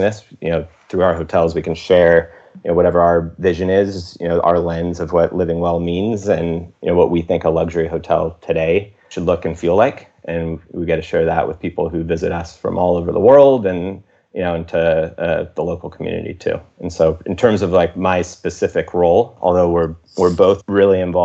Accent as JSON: {"language": "English", "town": "San Ramon", "region": "California", "country": "United States", "tie": "born or raised there", "also_born_or_lived": "Los Angeles, United States / Santa Monica, United States / Austin, United States", "moved": "as an adult", "said": "I got a job in my hometown in Northern California, San Ramon, California"}